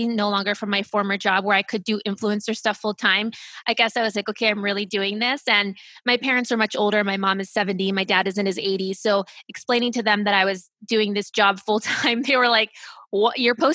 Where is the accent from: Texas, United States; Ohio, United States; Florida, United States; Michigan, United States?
Ohio, United States; also born or lived in Germany / California; I grew up in Ohio. So that's where I'm from, the Midwest. I was born in Germany. My parents worked for the government, so we moved around from Germany to California to Ohio. So that's really where I was raised